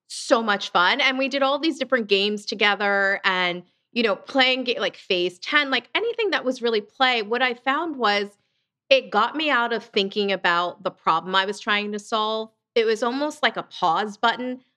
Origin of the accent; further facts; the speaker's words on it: southern New Jersey, United States; also born or lived in Lancaster, Pennsylvania; I grew up in um, southern New Jersey. I'm from Lancaster, Pennsylvania, but we moved to Jersey when I was pretty young